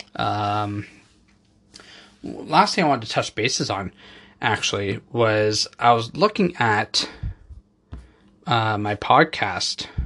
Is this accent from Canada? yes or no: yes; Canada; I have people in Canada, obviously, you know, our ho-, my home country